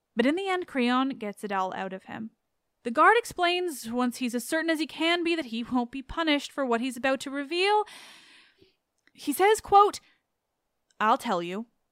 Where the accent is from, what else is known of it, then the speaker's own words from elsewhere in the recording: Canada; I'm Canadian